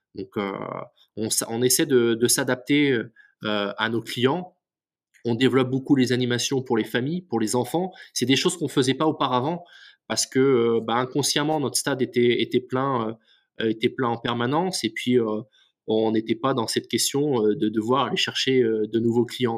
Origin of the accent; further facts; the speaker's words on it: Lorient, Brittany, France; je suis originaire de, Lorient